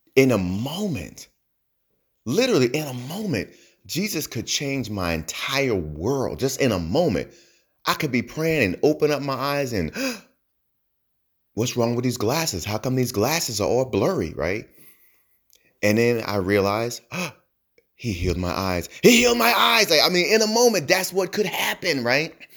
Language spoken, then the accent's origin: English; New Jersey, United States; I'm from New Jersey